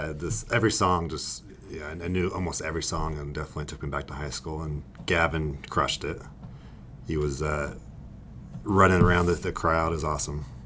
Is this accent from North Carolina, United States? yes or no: no; California, United States; I grew up in California as well.